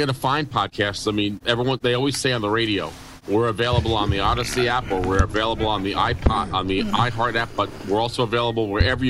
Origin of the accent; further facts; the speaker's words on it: New York City, New York, United States; moved away; also born or lived in Auburn; when I was growing up in New York City, I was a kid